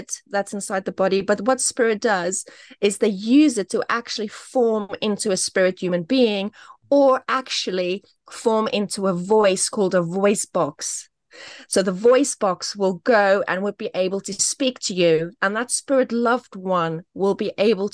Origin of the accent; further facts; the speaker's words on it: South Africa; now in United Kingdom; I grew up in South Africa